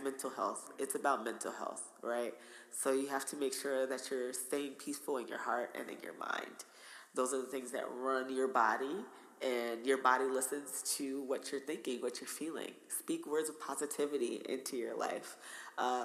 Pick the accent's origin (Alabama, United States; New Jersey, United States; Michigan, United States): New Jersey, United States; accent: Jersey; I get teased all the time for my accent. It's okay. Jersey Girls is out here